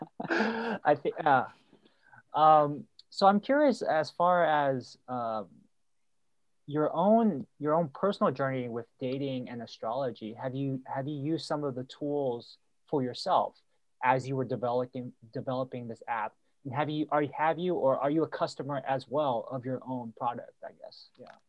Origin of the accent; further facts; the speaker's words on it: Milpitas, California, United States; I grew up in Mopitas next to San Jose